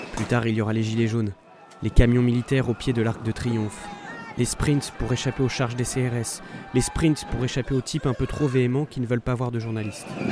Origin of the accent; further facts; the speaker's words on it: Normandy, France; moved away as an adult; now in Paris, France; J'ai grandi en Normandie, près d'une cathédrale gothique, pas loin de la mer et des falaises de craie.